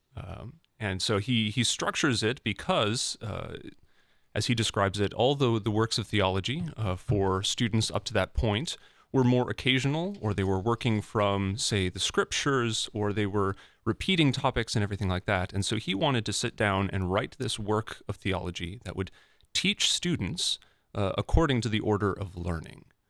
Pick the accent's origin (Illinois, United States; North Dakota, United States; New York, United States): North Dakota, United States; Fargo; growing up in the Fargo, North Dakota area, I went to Catholic schools from kindergarten through twelfth grade